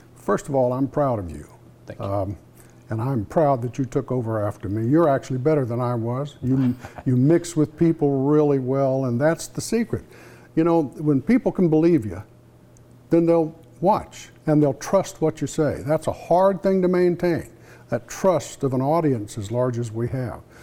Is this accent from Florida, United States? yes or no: yes; Florida, United States; moved away as an adult; also born or lived in Alabama / North Carolina; now in Eastern North Carolina, United States; we're both from Florida